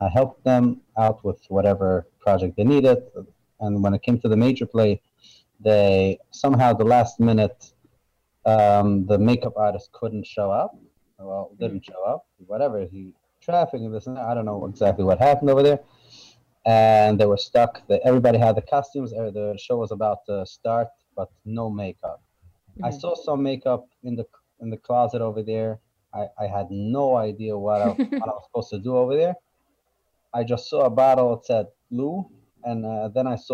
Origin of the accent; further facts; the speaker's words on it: New York City, New York, United States; I grew up in Borough Park, Brooklyn